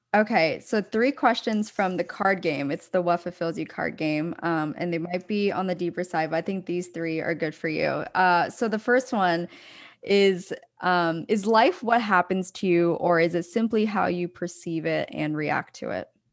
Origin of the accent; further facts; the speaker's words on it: Pennsylvania, United States; I'm from, uh, outside, like an hour outside of Philadelphia, so, um, grew up on the East Coast